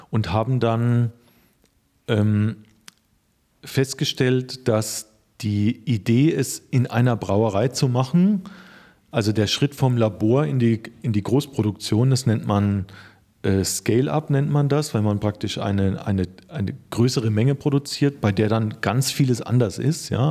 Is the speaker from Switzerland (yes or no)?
no; Rhön, Lower Franconia, Bavaria, Germany; geboren bin ich in der Rhön. Äh, die Rhön ist, äh, liegt in Unterfranken